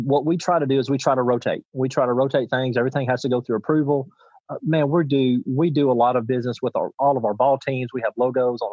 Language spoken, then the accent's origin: English; Union City, Tennessee, United States; I was born in Union City, Tennessee. I currently live in Union City, Tennessee, and I hope I die in Union City, Tennessee. I mean, this is my hometown